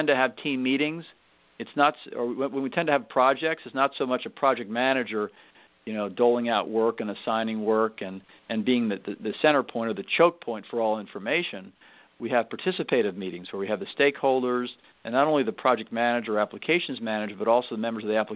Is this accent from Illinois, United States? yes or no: no; Northern Virginia, United States; also born or lived in New Jersey / Philadelphia area; I lived in Northern Virginia most of my life. I'm originally from the Philadelphia area. I was born in New Jersey across the river there. But when I was 7 years old, I moved to Northern Virginia